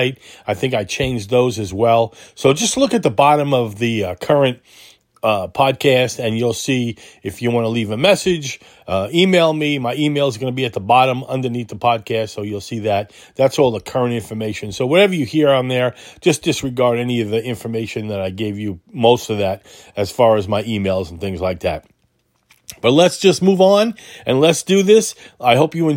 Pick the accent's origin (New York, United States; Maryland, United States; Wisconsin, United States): New York, United States; Holbrook; moved away as an adult; also born or lived in Queens, New York / Greensboro, North Carolina; now in Winston-Salem, United States; I lived in a town called Holbrook. Grew up there.